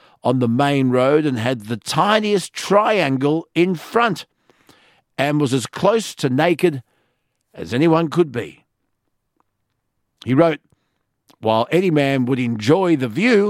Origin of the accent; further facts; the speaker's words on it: Sydney, New South Wales, Australia; I grew up on Sydney's northern beaches